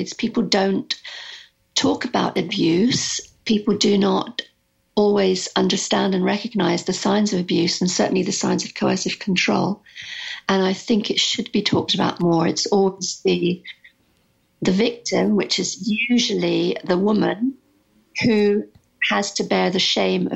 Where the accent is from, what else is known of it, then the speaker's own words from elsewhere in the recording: United Kingdom; moved away as an adult; also born or lived in Arizona; I'm British